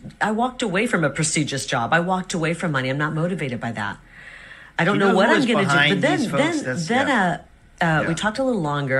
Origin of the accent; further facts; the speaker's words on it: United States; I'm just American. I'm a little bit of everything. And we probably do have a little bit of Native American in our family because of where my grandparents are from in Wisconsin, I know.